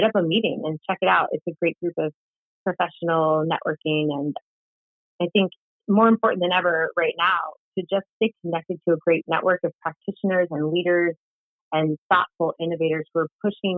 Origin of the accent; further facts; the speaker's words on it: Silicon Valley, California, United States; I grew up in Silicon Valley and swore I would never work in tech